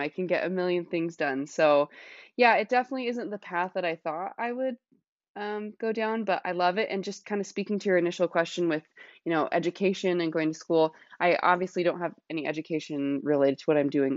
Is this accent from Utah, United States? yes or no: yes; Salt Lake City, Utah, United States; moved away as an adult; now in Washington State, United States; I am from Salt Lake City, Utah. That's where I grew up